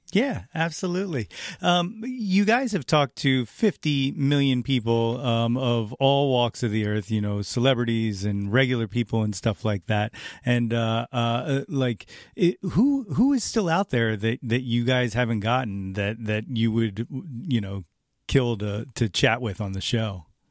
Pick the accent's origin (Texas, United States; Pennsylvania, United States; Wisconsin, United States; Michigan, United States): Pennsylvania, United States; North Wales; I'm from North Wales, so I just always wanted to talk to him about the hometown.